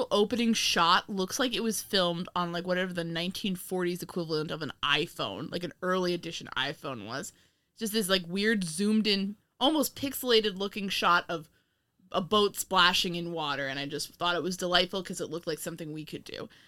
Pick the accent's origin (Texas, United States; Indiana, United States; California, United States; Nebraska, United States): Indiana, United States; I grew up in Indiana.